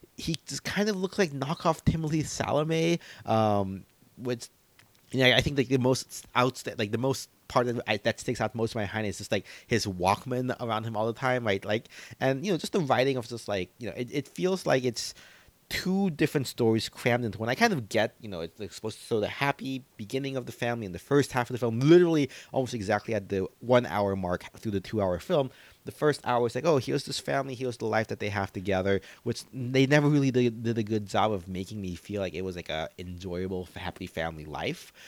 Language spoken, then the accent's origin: English; United States; as an American